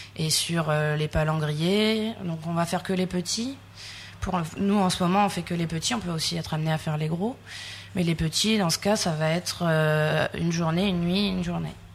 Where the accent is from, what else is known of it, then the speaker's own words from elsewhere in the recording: Sète, Occitania, France; also born or lived in Calais; now in Réunion, France; Je suis née dans le nord, à Calais. J'ai grandi à Sète, dans le sud